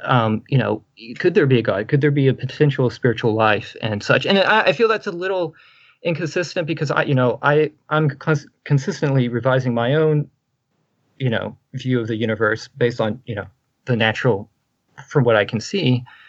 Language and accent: English; Texas, United States; I'm a Baptist from Texas, the Bible Belt